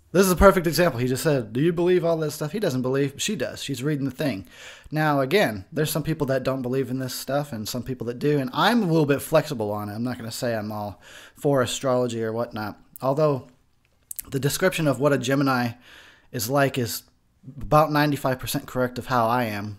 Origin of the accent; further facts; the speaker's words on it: Arizona, United States; also born or lived in Texas; I'm a Texas boy, born, not necessarily raised. I was raised in Arizona